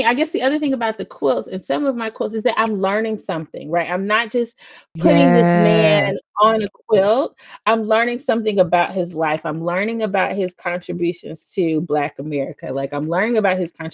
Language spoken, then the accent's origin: English; Huntsville, Alabama, United States; He went to school in my hometown in Alabama, A&M